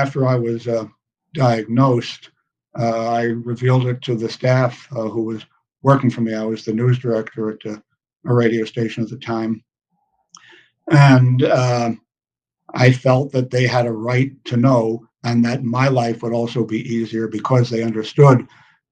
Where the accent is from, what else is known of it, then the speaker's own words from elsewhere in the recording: New York City, New York, United States; I grew up in New York City. I grew up in Manhattan